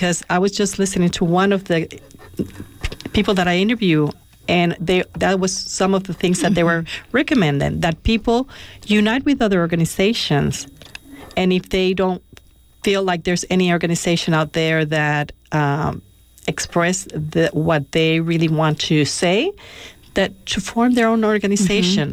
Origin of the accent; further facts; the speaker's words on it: Puerto Rico; moved away; I'm originally from Puerto Rico